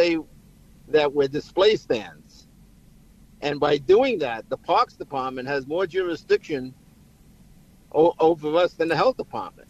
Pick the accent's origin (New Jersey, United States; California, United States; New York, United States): New York, United States; New York City; I grew up in the Bronx.